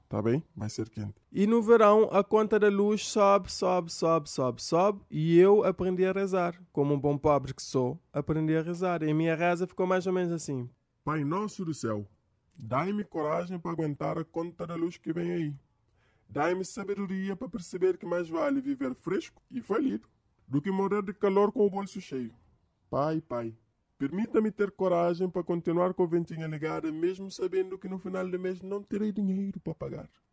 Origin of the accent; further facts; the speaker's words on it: Cape Verde; eu sou de Cabo Verde, cá da África